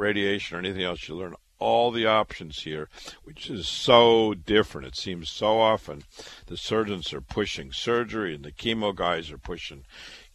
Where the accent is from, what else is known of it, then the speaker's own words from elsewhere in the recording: Waterloo, Iowa, United States; moved away as an adult; also born or lived in Chicago / Boston, Massachusetts; I was born and raised in Waterloo, Iowa